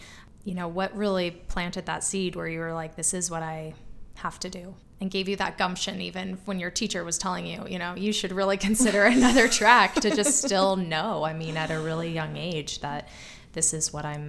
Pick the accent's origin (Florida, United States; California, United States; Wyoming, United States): Wyoming, United States; Bighorn Basin; growing up in the Bighorn Basin